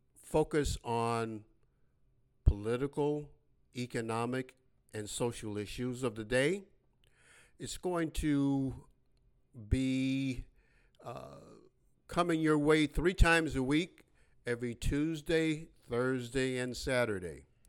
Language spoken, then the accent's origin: English; Chicago, Illinois, United States; I was born and raised in Chicago, Illinois. west side of Chicago.